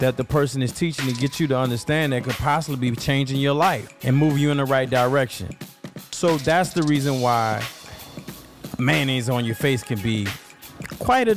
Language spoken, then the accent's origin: English; New Orleans, Louisiana, United States; I'm from New Orleans, and in New Orleans we have like a lazy tongue, like a lazy mouth